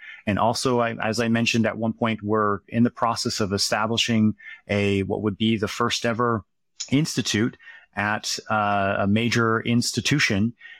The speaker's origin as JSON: {"language": "English", "town": "Harlan", "region": "Iowa", "country": "United States", "tie": "born or raised there", "said": "I grew up in a small town called Harlan, Iowa. It's in the southwest part of the state. It's about an hour east of Omaha, Nebraska."}